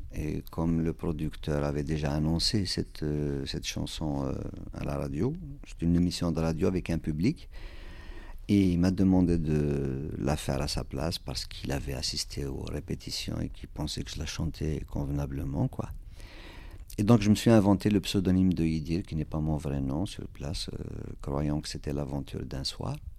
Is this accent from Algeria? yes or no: yes; Kabylie, Algeria; first language Kabyle; French is a second language; now in Val d'Oise, France; la Kabylie, c'est une région de l'Algérie. Donc, euh, il se trouve que c'est ma région natale